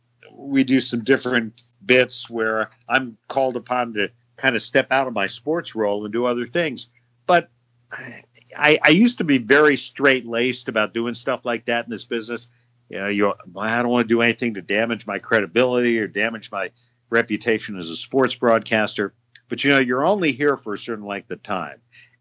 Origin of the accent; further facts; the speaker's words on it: East Coast, United States; now in Chicago, United States; And even though I grew up on the East Coast, I've spent most of my life in Chicago. So I consider myself much more a Chicagoan than I do a Washingtonian.